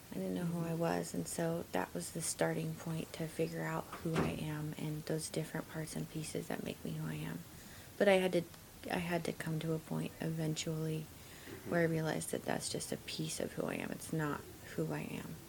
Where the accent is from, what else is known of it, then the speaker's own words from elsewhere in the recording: Oregon coast, United States; also born or lived in Alaska / Portland, Oregon; I am um, born and raised in Alaska or on the Oregon coast primarily.